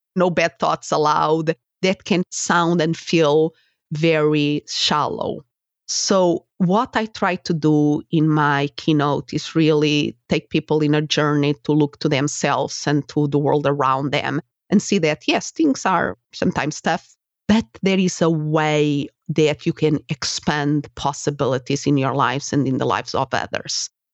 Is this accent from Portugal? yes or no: yes; Portugal; English is a second language; moved away as an adult; also born or lived in Spain; now in United States; Portugal is my country of origin, if somebody is wondering about my accent